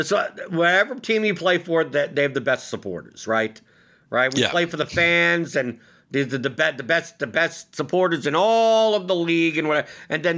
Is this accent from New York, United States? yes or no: yes; New York, United States; now in Louisville, United States; Like, I obviously I came from New York and now I live in Louisville, but the main reason is because it's so much cheaper to live here than it is in New York.